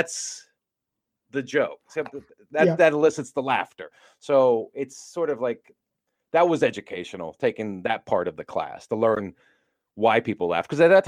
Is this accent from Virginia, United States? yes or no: yes; Virginia, United States; moved away as an adult; now in Los Angeles, United States; I grew up on the East Coast in Virginia